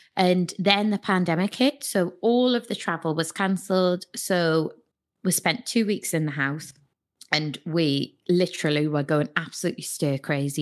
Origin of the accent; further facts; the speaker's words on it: Newcastle upon Tyne, North East England, United Kingdom; I'm from Newcastle, th, uh, the party city.